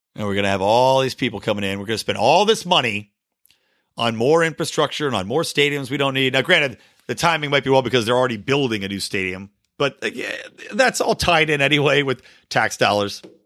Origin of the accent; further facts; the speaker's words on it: United States; I enjoy being an American